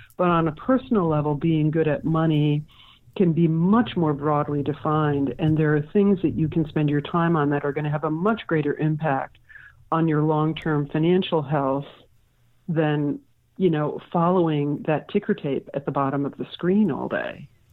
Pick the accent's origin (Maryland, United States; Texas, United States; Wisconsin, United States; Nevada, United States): Wisconsin, United States; Milwaukee; moved away as an adult; now in San Francisco, United States; I'm a native of Wisconsin